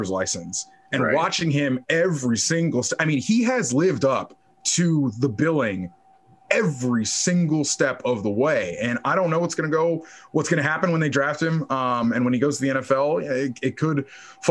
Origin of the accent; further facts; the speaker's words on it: Gainesville, Florida, United States; I was born in Gainesville, actually. So Gainesville is basically an hour and a half from Jacksonville